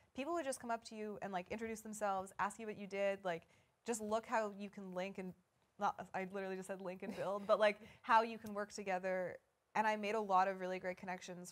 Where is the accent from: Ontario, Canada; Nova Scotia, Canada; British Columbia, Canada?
British Columbia, Canada; Vancouver; I grew up in Vancouver.